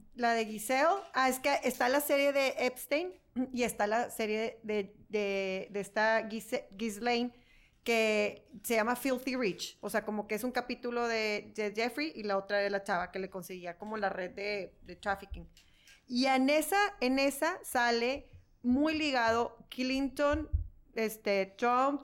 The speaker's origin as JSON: {"language": "Spanish", "country": "Mexico", "said": "nosotros como mexicanos"}